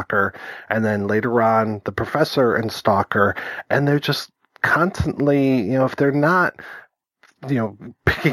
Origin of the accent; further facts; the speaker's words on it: Detroit, Michigan, United States; growing up in Detroit